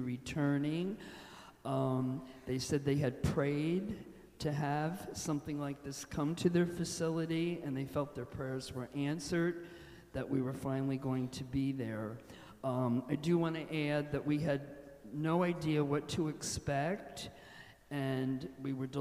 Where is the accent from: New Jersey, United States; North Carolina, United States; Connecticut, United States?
New Jersey, United States; Toms River; having been born and raised in Toms River, I grew up with this church in the center of the town